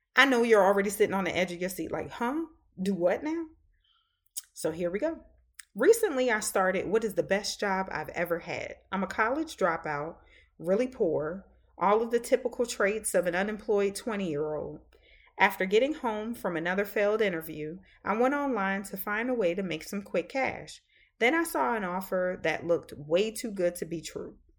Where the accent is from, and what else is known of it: the South, Southern United States, United States; accent: Southern; also born or lived in Boston